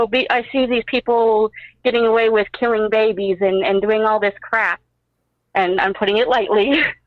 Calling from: Pueblo, Colorado, United States; I'm actually calling from Pueblo, Colorado.

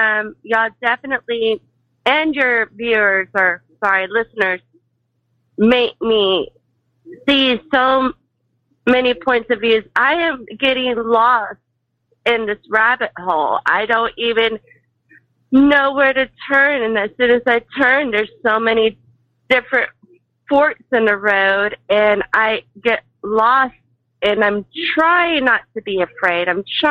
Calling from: Tomball, Texas, United States; from Tomball, Texas.

